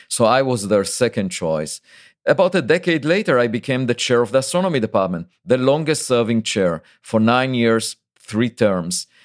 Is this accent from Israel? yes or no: yes; Israel; moved away as an adult; now in United States; I was born in Israel, and there is obligatory military service